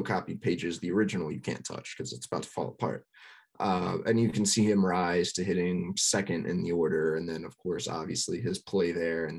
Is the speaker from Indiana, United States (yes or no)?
no; West Texas, United States; I'm from West Texas, where there's not a ton going on.